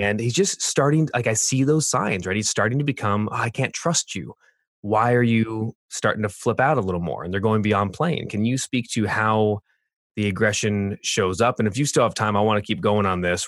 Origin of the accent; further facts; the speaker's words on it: Orange County, California, United States; moved away; also born or lived in Boulder, Colorado; I grew up in Orange County, California, but lived in uh, South